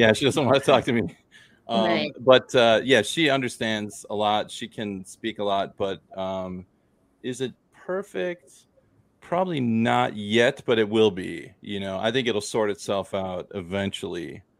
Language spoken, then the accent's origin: English; Minnesota, United States; moved away; also born or lived in Thailand; I'm from Minnesota.